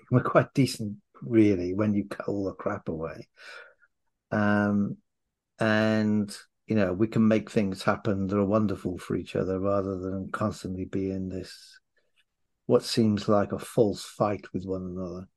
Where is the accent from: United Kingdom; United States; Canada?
United Kingdom; Wales; now in London, United Kingdom; I'm Welsh